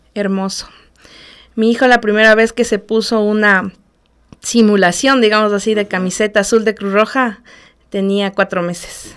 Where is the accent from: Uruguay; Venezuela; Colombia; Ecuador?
Ecuador; Ambato, Tungurahua; soy ambateña de nacimiento, orgullosamente Guaitamba